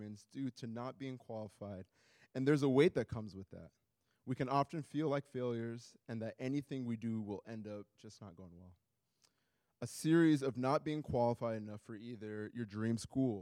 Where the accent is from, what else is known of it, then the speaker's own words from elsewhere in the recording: Iowa, United States; also born or lived in Nigeria; now in Minneapolis, United States; I was born in Nigeria, raised in Iowa, and now live in Minneapolis